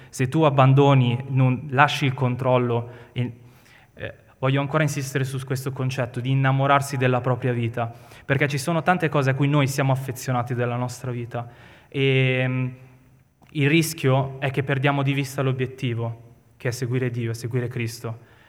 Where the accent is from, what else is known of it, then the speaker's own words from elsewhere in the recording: Milan, Lombardy, Italy; noi siamo milanesi